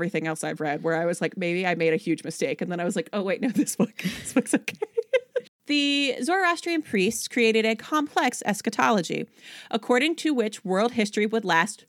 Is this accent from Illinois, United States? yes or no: no; Philippi, West Virginia, United States; that's like saying that the church that I was raised in Philippi, West Virginia, was the same as like the congregation of the Philippians to whom Paul wrote.